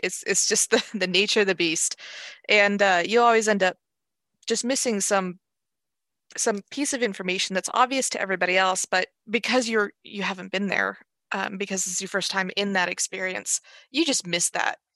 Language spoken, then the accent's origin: English; Los Angeles, California, United States; moved away as an adult; also born or lived in Seattle; now in Everett, United States; I grew up in Los Angeles, and I, I moved to Seattle when, in my early twenties